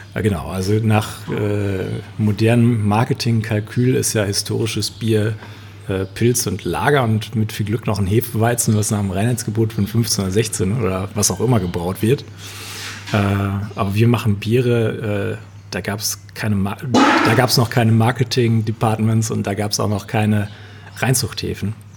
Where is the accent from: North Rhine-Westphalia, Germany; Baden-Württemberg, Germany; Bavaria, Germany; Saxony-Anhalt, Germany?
North Rhine-Westphalia, Germany; Münsterland; Dann bin ich wieder zurück in mein Heimatdorf gekommen und da haben wir dann ein 100 Jahre altes Stallgebäude umgebaut zu einer Brauerei